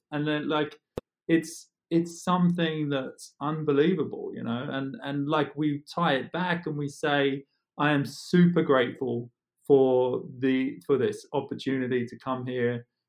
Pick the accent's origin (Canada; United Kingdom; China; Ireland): United Kingdom; England; moved away as an adult; now in United States; And we're both English, right?